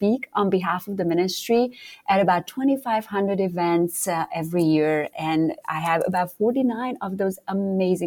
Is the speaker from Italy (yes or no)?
no; Romania; now in Charlotte, United States; I am originally from Romania, but I live in Charlotte, North Carolina